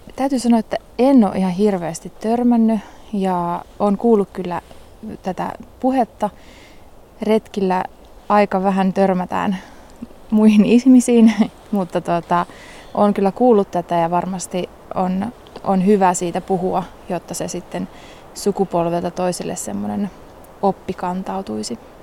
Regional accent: Liminka, North Ostrobothnia, Finland; moved away; mä oon Limingasta lähtöisin ja siellä on lintupiirit aika suuret

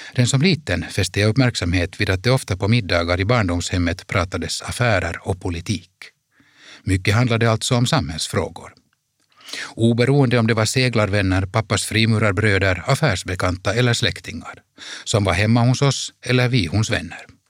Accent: Helsinki, Uusimaa, Finland; I vårt liv hemma i Helsingfors kändes det genom att våra föräldrars importföretagarverksamhet höll på att krascha

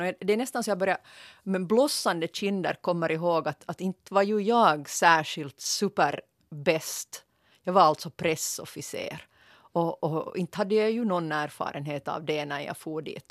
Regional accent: Ostrobothnia, Finland; Som jag österbottning

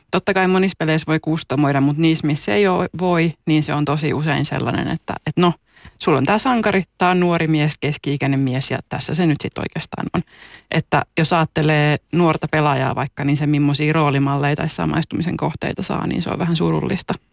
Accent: Juupajoki, Pirkanmaa, Finland; moved away; Mä oon siis kotoisin Juupajoelta, mikä on niin kuin alle 2000 asukkaan paikka.

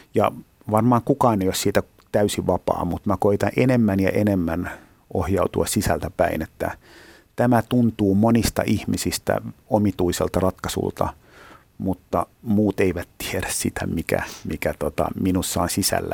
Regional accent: Helsinki, Uusimaa, Finland; mä oon helsinkiläinen

